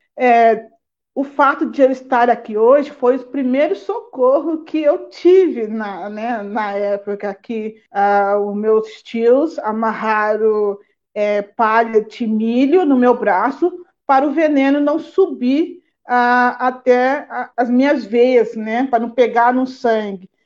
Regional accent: Mato Grosso do Sul, Brazil; now in Campinas, Brazil; sou indígena lá do Mato Grosso do Sul, da aldeia Teré. Estou residindo hoje em Campinas

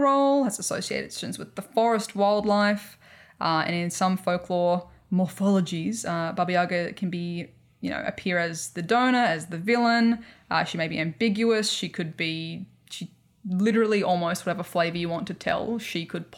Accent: Australia; accent: Australian; my horrific Australian accent

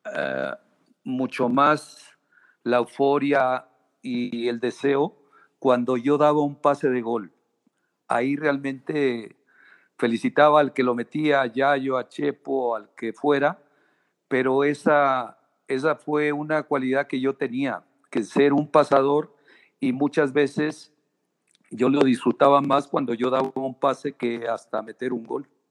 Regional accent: Guadalajara, Jalisco, Mexico; also born or lived in Tierra Blanca, Zacatecas; yo me vine de, de Tierra Blanca, Zacatecas, a los tres años. Eh, me vine acá a vivir a Guadalajara y bueno, aquí prácticamente hice toda mi niñez

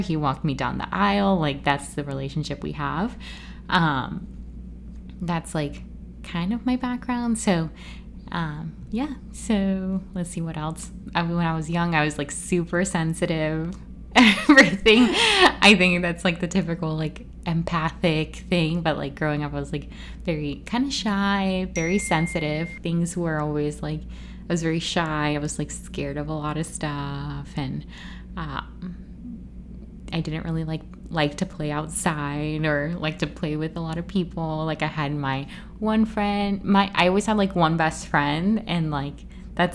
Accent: Florida, United States; also born or lived in Puerto Rico; I was born in Puerto Rico, grew up in Florida

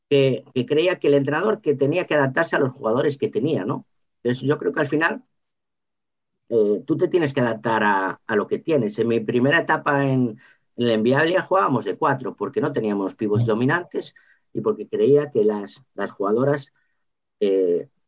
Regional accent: Lugo, Galicia, Spain; pues es que vengo de Lugo, pero soy una apasionada del 3-1

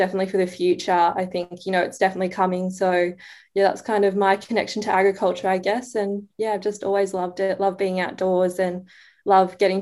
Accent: Kempsey, New South Wales, Australia; I'm originally from the Mid-North Coast and I'm the youngest of four siblings and we're from a beef cattle farm near Kempsey, New South Wales. And yeah, that's where I went to school

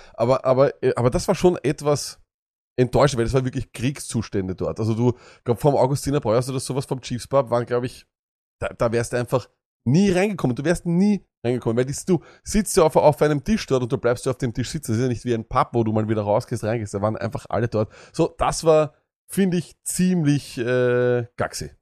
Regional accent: Austria; also born or lived in Vienna; Auch für uns als Österreicher

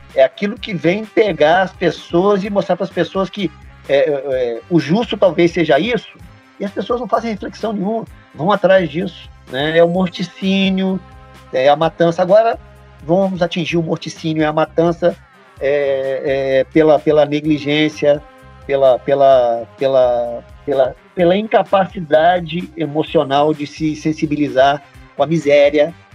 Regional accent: Volta Redonda, Rio de Janeiro, Brazil; eu vi na minha, na minha juventude muita gente desaparecer em Volta Redonda

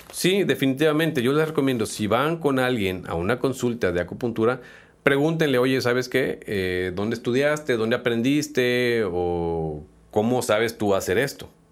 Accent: Mexico; como buenos mexicanos

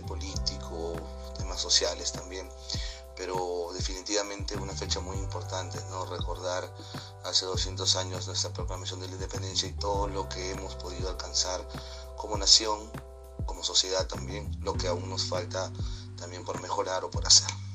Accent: Peru; me identifica como peruano

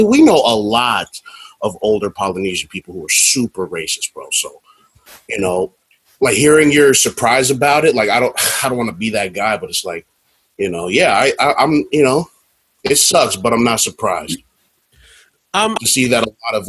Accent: Texas, United States; I grew up in Texas, which is a pretty fucking red state

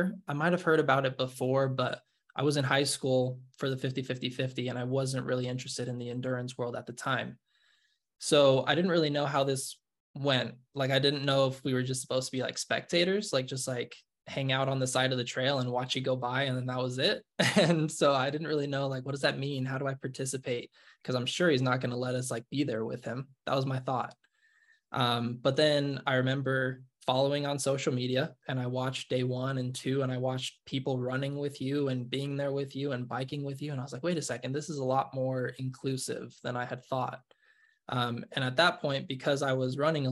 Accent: Nevada, United States; moved away as an adult; now in Utah, United States; I grew up in Nevada, but I moved out here to Utah to go to school.

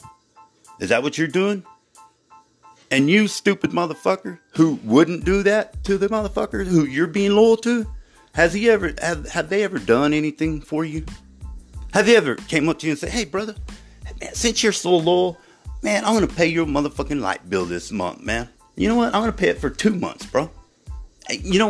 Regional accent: Ozona, Texas, United States; growing up in West Texas, but in Ozona, Texas

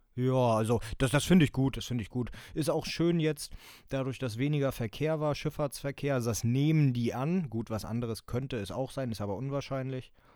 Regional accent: Germany; Bei uns in Deutschland

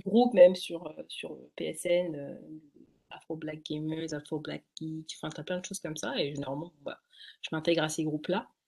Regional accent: Essonne, Île-de-France, France; je suis en Ile-de-France, donc dans 91. Mmh j'ai tout fait sur 91, donc je suis née en 91.

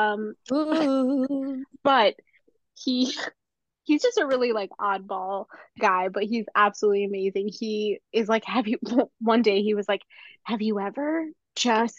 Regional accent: Tucson, Arizona, United States; I went to school in Arizona. I'm from Tucson

